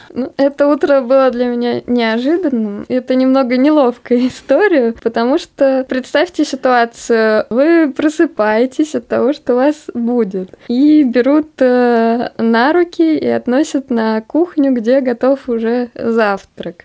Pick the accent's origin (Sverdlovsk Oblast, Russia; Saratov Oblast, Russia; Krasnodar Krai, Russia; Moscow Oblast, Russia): Moscow Oblast, Russia; Dubna; Мы два программиста из замечательного города Наукограда Дубна.